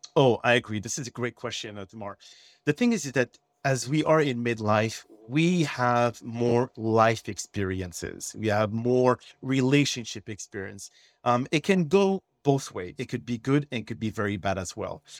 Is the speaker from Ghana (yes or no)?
no; Montreal, Quebec, Canada; accent: French; English is a second language; moved away as an adult; also born or lived in Texas / Washington, D.C.; originally I am from Montreal, Canada, okay? So I speak French and, uh, if anyone here noticed my accent, you know where it's coming from